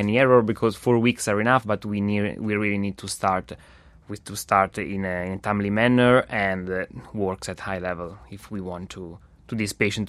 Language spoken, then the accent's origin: English; Italy; now in Montreal, Canada; I come all my way from Italy just here in Montreal, because it's a unique model.